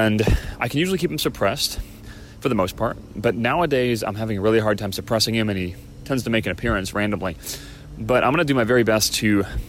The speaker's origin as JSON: {"language": "English", "town": "Chicago", "region": "Illinois", "country": "United States", "tie": "born or raised there", "moved": "yes", "lives_now": "California, United States", "said": "Illinois, my home state, from Chicago"}